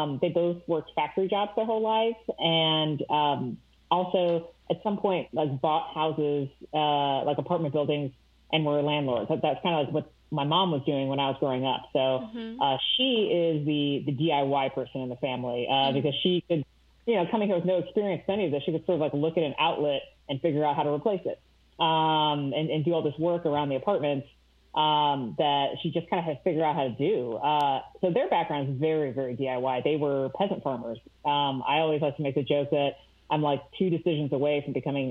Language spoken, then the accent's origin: English; St. Louis, Missouri, United States; moved away as an adult; now in Columbus, United States; I grew up in St. Louis, Missouri, a suburb right outside of there